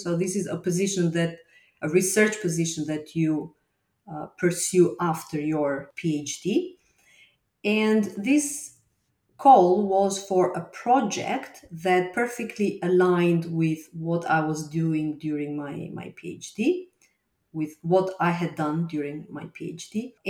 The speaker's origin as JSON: {"language": "English", "town": "Berat", "region": "Berat County", "country": "Albania", "tie": "born or raised there", "also_born_or_lived": "Rome, Italy / Bologna, Italy", "second_language": "English", "moved": "as an adult", "lives_now": "Glasgow, United Kingdom", "said": "I'm Albanian. I was born and raised in Berat. And afterwards, after my high school, I left, went to Rome, where I studied computing science. And after that, in Bologna, where I did my PhD."}